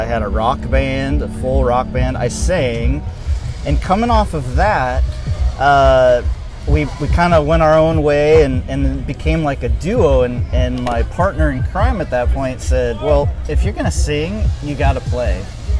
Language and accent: English; Everett, Washington, United States; Edmonds, Everett, Linwood area.